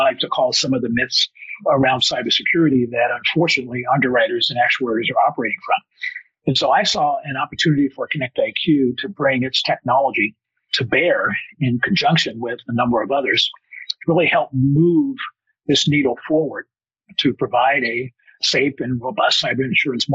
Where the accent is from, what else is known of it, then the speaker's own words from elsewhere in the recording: Oakland, California, United States; I am originally from the Bay Area, so what is now Silicon Valley, although I'm an East Bay guy, Alameda, Oakland